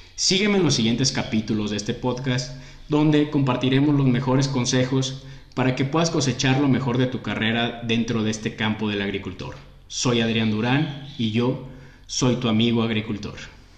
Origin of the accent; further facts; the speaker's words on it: Mexico; Soy mexicano